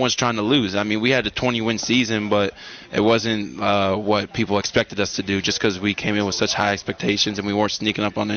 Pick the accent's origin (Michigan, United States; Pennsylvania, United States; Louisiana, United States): Pennsylvania, United States; Pittsburgh; moved away as an adult; I'm from Pittsburgh, Pennsylvania